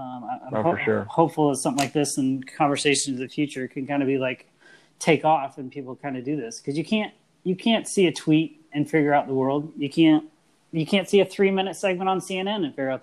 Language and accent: English; Midwest, United States; I grew up in the Midwest, always surrounded with like zero diversity